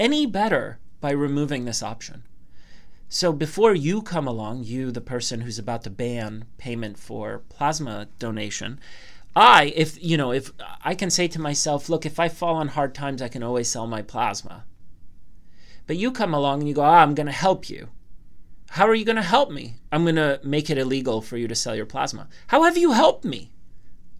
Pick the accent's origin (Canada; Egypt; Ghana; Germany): Canada; I'm Canadian